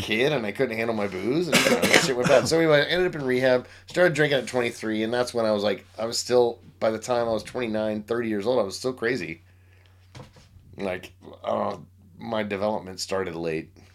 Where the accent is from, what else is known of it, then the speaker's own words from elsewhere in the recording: Grandview, Missouri, United States; in Kansas City, Missouri